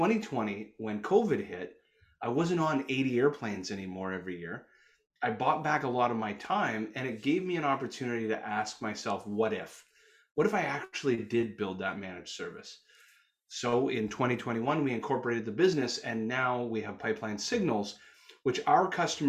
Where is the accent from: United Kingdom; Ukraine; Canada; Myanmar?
Canada; accent: Canuck; also born or lived in Toronto, Canada; my Canuck accent